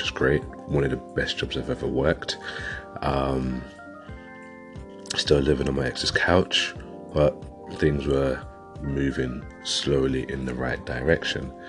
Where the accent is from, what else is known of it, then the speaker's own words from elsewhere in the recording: London, United Kingdom; now in West Yorkshire, United Kingdom; I'm originally from London, and I've moved up to West Yorkshire, which was a good few years ago